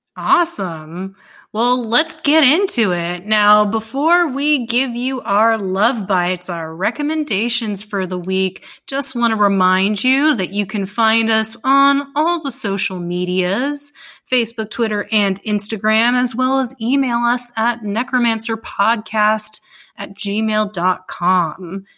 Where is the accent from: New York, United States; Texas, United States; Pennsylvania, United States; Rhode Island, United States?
Texas, United States; Dallas; I grew up in Dallas